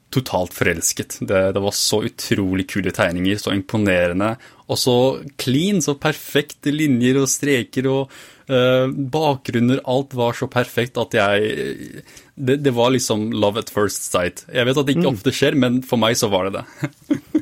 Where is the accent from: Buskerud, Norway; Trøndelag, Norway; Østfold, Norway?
Østfold, Norway; Fredrikstad; jeg vokste opp i Fredrikstad